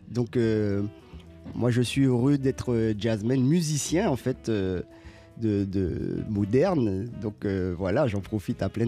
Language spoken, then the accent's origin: French; Guadeloupe; moi j'ai grandi en Guadeloupe.